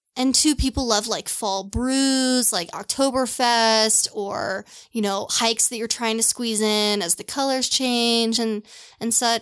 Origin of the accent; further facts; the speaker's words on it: Louisville, Kentucky, United States; moved away; also born or lived in Seattle / Portland; I grew up in Louisville, Kentucky.